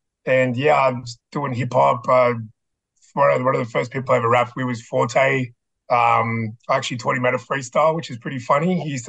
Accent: Sydney, New South Wales, Australia; I'm from Sydney.

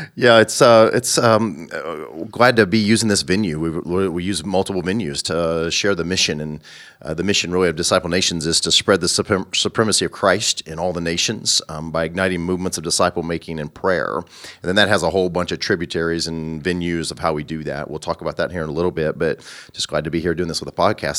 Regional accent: Southern Illinois, United States; moved away as an adult; also born or lived in Bolivar, Missouri; now in Kansas, United States; I'm from Southern Illinois

